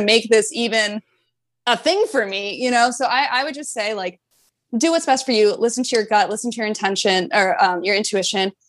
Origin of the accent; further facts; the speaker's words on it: North Carolina, United States; moved away as an adult; also born or lived in Florida Keys; I'm originally from North Carolina. I grew up in North Carolina. I've lived there my whole life